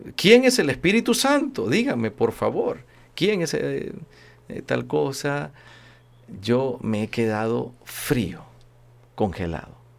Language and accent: Spanish; Honduras; Soy el único catracho aquí entrometido